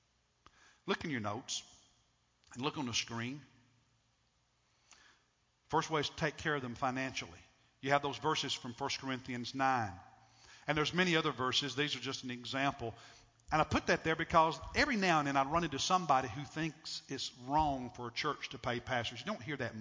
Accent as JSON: {"language": "English", "country": "United States", "said": "as an American"}